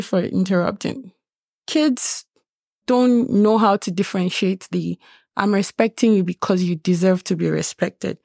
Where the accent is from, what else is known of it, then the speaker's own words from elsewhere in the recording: Nigeria; now in Lethbridge, Canada; I'm from Nigeria